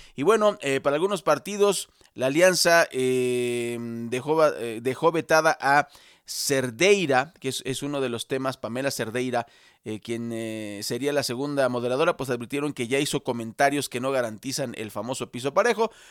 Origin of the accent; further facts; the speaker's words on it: Mexico; Somos mexicanos